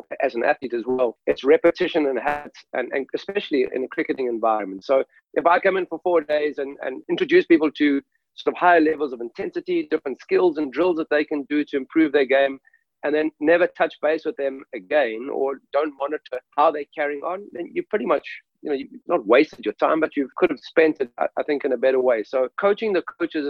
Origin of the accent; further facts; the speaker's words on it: South Africa; I grew up in South Africa playing club cricket